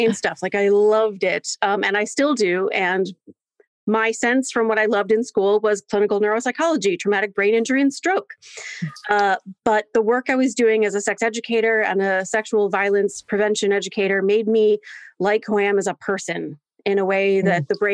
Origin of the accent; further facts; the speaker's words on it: Delaware, United States; I was born and raised in Delaware, and Delaware is a very small state.